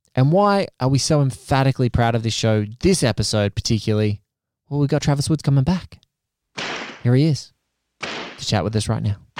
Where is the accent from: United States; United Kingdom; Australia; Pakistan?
Australia; Kilcare, New South Wales; also born or lived in Melbourne; growing up in a surf town called Kilcare on the central coast of New South Wales, which is about an hour and a half north of Sydney